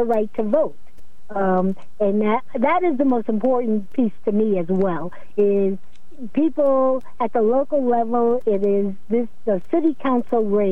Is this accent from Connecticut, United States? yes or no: yes; Norwich, Connecticut, United States; also born or lived in Pennsylvania; my family is not originally from here. We're from Pennsylvania, but I went to school here, elementary, all the way through high school, and I raised my family here, so I consider myself from Norwich at this point